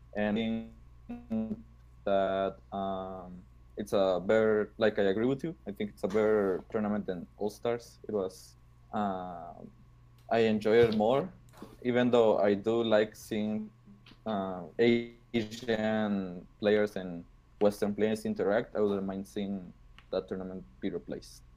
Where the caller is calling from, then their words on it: Guatemala; I'm calling from Guatemala